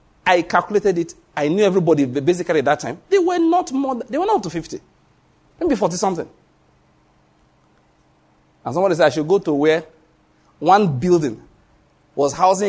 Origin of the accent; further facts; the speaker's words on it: Nigeria; I was able to show them that I came from Nigeria, yes, but I have something in my brain.